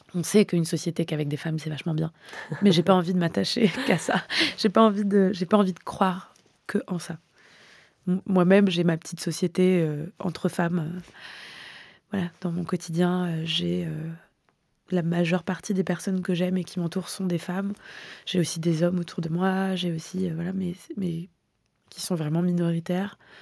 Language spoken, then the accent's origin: French; Hyères, Provence-Alpes-Côte d'Azur, France; moved away; j'ai grandi euh, dans le Var dans les années 90